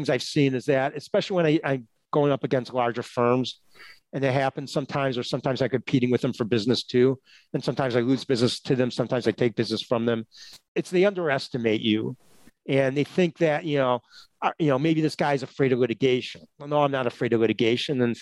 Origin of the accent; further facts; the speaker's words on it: Chicago, Illinois, United States; I grew up in Chicago, right? Chicago's not that fast paced of a city, but still a big city.